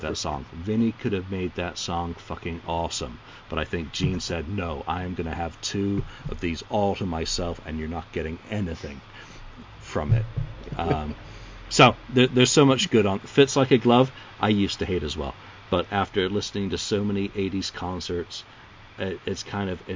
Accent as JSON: {"language": "English", "region": "England", "country": "United Kingdom", "said": "Being the English bastard that I am"}